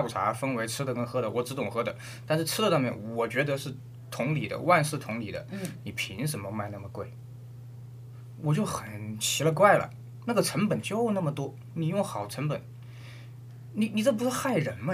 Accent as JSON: {"language": "Chinese", "country": "China", "said": "我们中国人"}